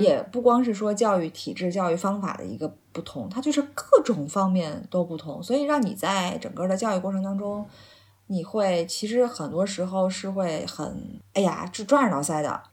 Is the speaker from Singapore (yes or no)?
no; China; moved away as an adult; now in United Kingdom; 我已经六年没回去了